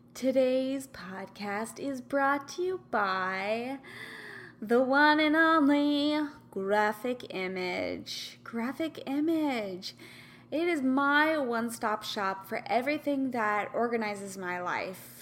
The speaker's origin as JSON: {"language": "English", "region": "Kansas", "country": "United States", "moved": "yes", "lives_now": "California, United States", "said": "I'm from Kansas"}